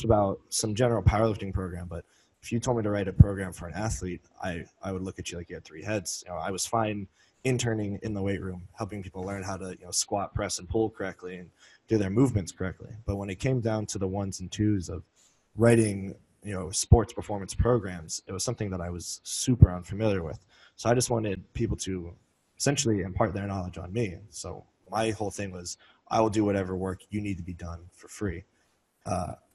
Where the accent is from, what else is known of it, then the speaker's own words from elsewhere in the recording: Philadelphia, Pennsylvania, United States; I am originally from the Philadelphia area